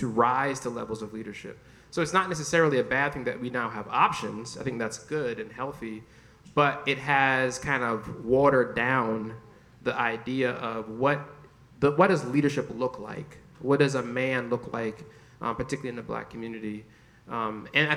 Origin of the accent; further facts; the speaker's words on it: Jamaica; I'm Jamaican